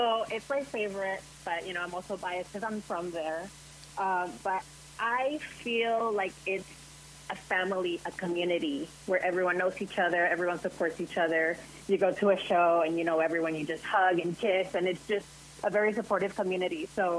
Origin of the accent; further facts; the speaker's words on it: Puerto Rico; So I grew up in somewhat, you know, straight conservative Christian culture.